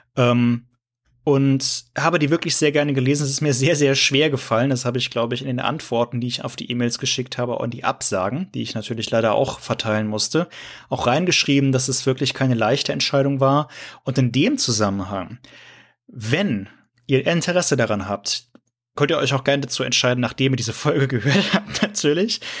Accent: near Cologne, North Rhine-Westphalia, Germany; moved away; ich komme ja, ich komme aus Köln ursprünglich ähm, ah, okay. Also aus dem ja. Rheinischen, also aus der Nähe, aus dem Rheinischen.

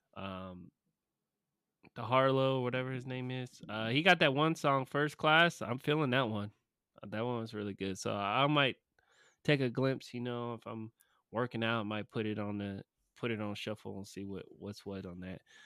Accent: California, United States; moved away; my home state. Well, not my home state, but, you know, my born, born state, my home away from home. Uh, Cali

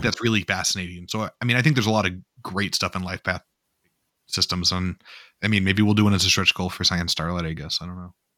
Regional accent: North Dakota, United States; I grew up in North Dakota

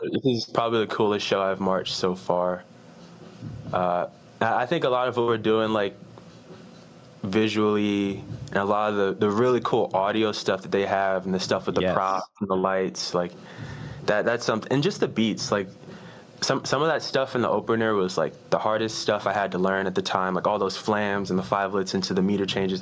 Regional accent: Richmond, Virginia, United States; moved away as an adult; also born or lived in Knoxville, Tennessee; I'm from Richmond, Virginia.

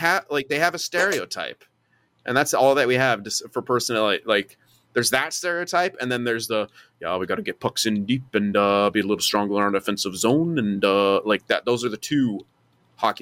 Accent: California, United States; I'm from California

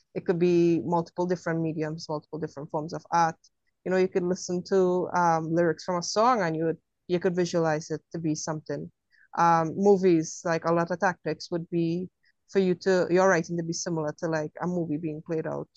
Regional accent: Trinidad & Tobago; being from Trinidad, we don't celebrate Halloween like you guys

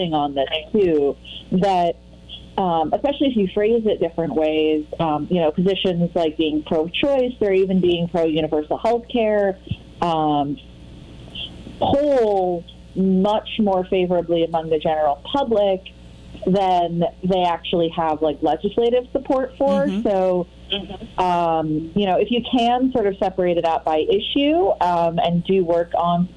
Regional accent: Massachusetts, United States; also born or lived in Connecticut / United Kingdom; now in Chicago, United States; I'm originally from New England, Massachusetts, not Connecticut, but I've spent some time in Connecticut. And I lived in the UK for 5 years, and now I live in Chicago

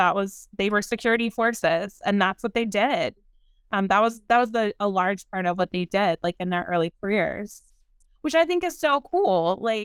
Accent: San Antonio, Texas, United States; also born or lived in Baton Rouge, Louisiana; You know, I come from the South. I come from San Antonio and Baton Rouge, and right. I come from football and tailgating and tacos, right.

